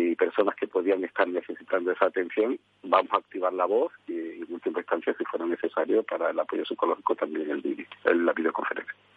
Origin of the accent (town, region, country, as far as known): Spain